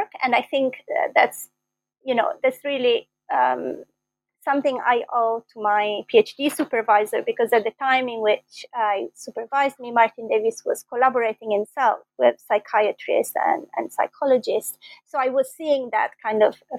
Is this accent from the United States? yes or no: no; Bologna, Emilia-Romagna, Italy; moved away as an adult; also born or lived in London, United Kingdom; I was born in Bologna, and that's where I did my first degree in philosophy.